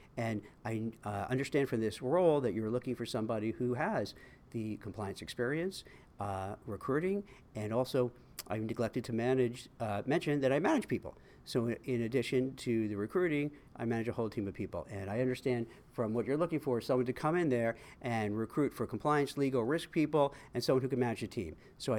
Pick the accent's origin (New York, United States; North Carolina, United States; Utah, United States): New York, United States; Brooklyn; I was born in Canarsie, Brooklyn, and I went to PS 115, and then on to Bildersee Middle School.